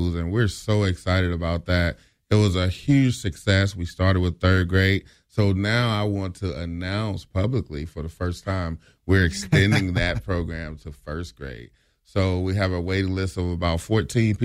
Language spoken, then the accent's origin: English; Mississippi, United States; now in Springfield, United States; I'm from Mississippi.